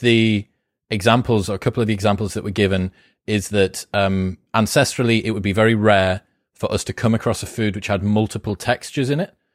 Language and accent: English; United Kingdom; I'm British